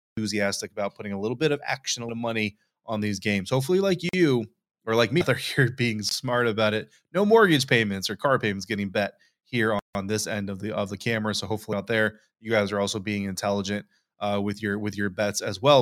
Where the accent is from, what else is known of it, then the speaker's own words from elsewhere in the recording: Colorado, United States; moved away; growing up in Colorado